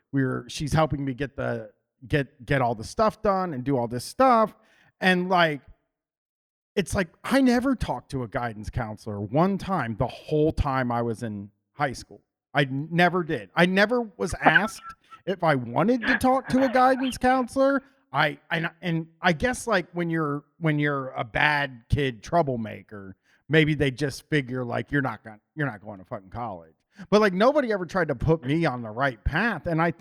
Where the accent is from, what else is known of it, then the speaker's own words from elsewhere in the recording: Groveport, Ohio, United States; growing up in Columbus, and I had moved downtown into downtown Columbus from Groveport. Groveport was only 25 minutes from downtown.